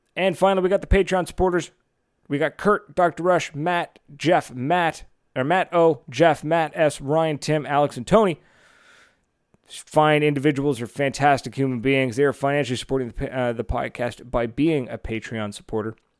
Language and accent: English; Fredericton, New Brunswick, Canada; right here in Fredericton, in my hometown